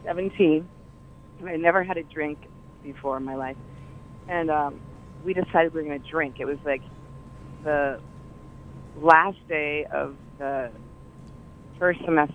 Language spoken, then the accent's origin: English; Colorado, United States; moved away; I'm from Colorado.